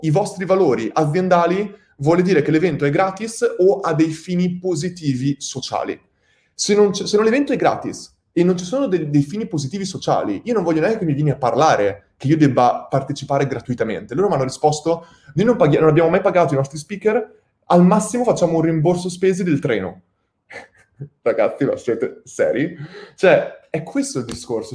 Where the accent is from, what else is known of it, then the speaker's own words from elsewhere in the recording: Italy; siamo il popolo italiani